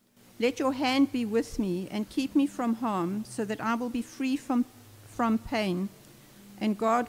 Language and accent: English; South Africa; as a South African